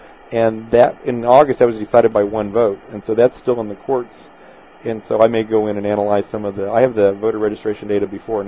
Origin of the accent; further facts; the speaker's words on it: Wamego, Kansas, United States; As a kid, and I grew up in Wamego